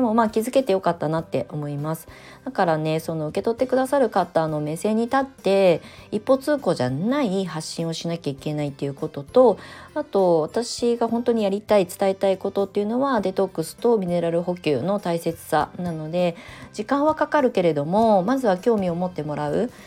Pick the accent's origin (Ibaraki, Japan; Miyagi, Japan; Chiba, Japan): Ibaraki, Japan; Kasama; moved away as an adult; also born or lived in Tokyo; 茨城県笠間市に U ターンしてきて